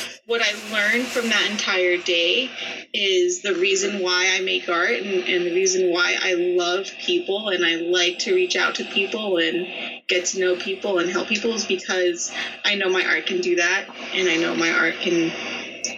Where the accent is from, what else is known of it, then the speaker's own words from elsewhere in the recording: Las Vegas, Nevada, United States; it was really hard for me to leave my hometown knowing that so much had gone on, because a lot of people don't know, if you live in Vegas, that everyone knows everyone.